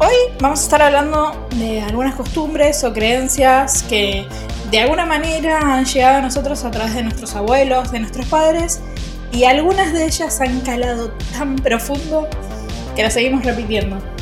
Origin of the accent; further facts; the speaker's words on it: Argentina; Yo soy Argentina, Argentina